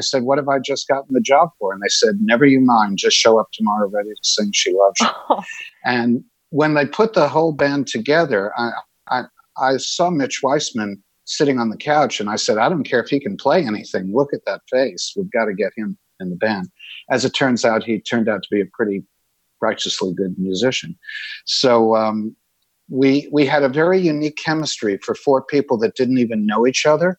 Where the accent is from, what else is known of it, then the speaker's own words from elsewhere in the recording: New York City, New York, United States; I'm originally from New York City, and I grew up in basically an urban and suburban environment.